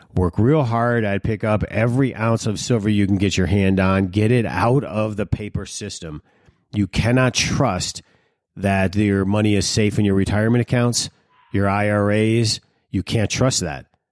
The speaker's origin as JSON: {"language": "English", "town": "Detroit", "region": "Michigan", "country": "United States", "tie": "born or raised there", "said": "When I was growing up in Detroit, we had a certain lifestyle"}